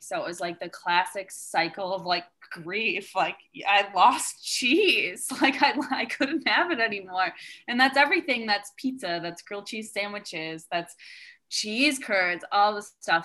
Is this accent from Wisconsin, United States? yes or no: yes; Wisconsin, United States; I'm from the Midwest as well. I grew up in Wisconsin